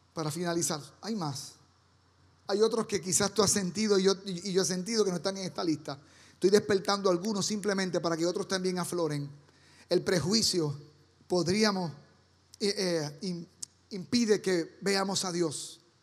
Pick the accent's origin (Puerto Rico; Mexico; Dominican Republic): Puerto Rico; moved away; Cada domingo allá en Puerto Rico, cuando yo niño, mi abuela, mi mamá y mi familia íbamos a casa de don Celso Flores, el abuelo mío